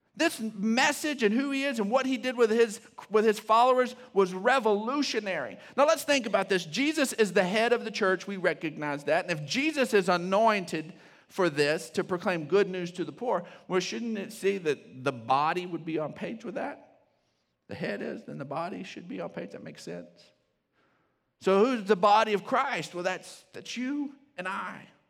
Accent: Odessa, Texas, United States; I grew up in Odessa

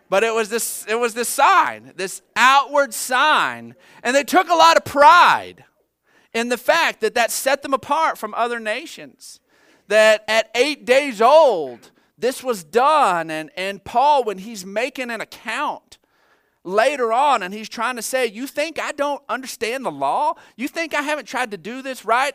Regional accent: United States; as an American

